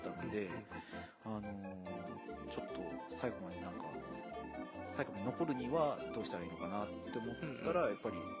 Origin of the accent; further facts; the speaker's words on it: Saitama, Japan; moved away as an adult; also born or lived in Adachi, Tokyo; now in Mashiko, Japan; 生まれは東京育ちは埼